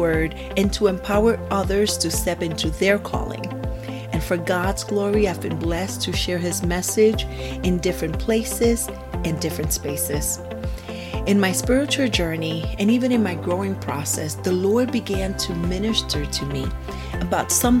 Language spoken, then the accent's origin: English; San Juan, Puerto Rico; now in Florida, United States; I was born and raised in San Juan, Puerto Rico, and I currently reside in Florida